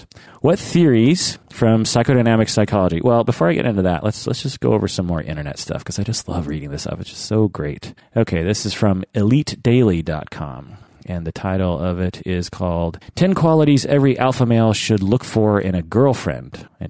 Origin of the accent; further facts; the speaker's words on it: Ireland; To be upfront, I am from Ireland, and so this concept is a little alien, but it is slowly getting mentioned in my country also.